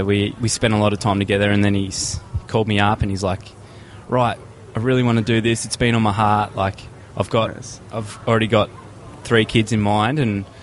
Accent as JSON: {"language": "English", "country": "Australia", "said": "from Australia, here in Indianapolis, United States of America."}